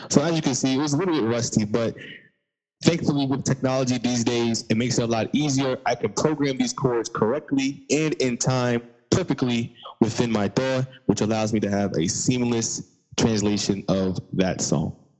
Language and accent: English; Long Island, New York, United States; I'm from Long Island, but I do this for the whole New York State